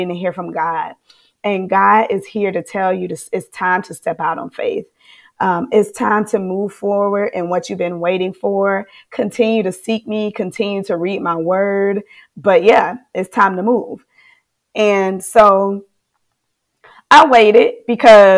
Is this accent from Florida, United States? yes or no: yes; Florida, United States; moved away as an adult; now in Charlotte, United States; I'm from Florida, baby.